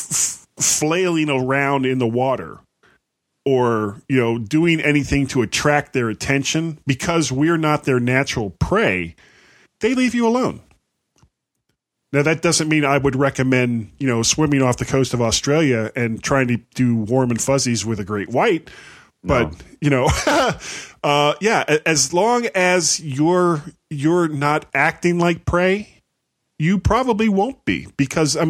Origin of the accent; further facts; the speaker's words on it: Fort Lauderdale, Florida, United States; I grew up in Fort Lauderdale, Florida